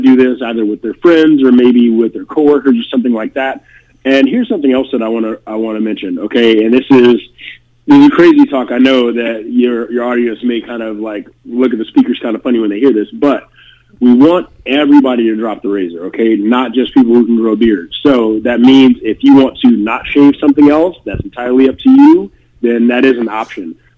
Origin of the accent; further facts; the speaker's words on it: Detroit, Michigan, United States; moved away; I visited home. I'm originally from Detroit.